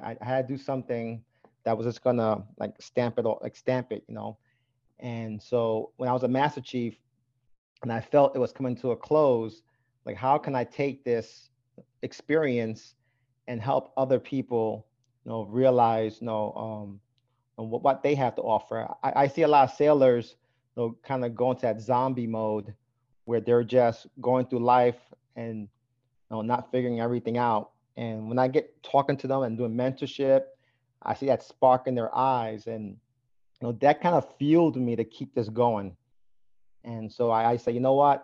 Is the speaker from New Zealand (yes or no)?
no; New York City, New York, United States; growing up in Brooklyn, New York, I was a seven-year-old boy